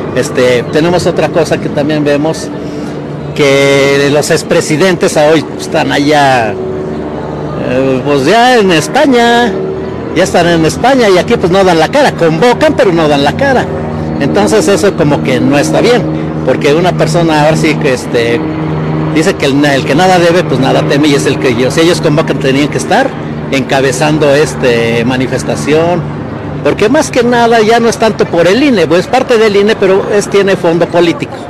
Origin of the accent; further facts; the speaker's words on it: Mexico; yo no soy de aquí, de la ciudad urbana, aquí de la Ciudad de México, eh, soy mexicano al 100%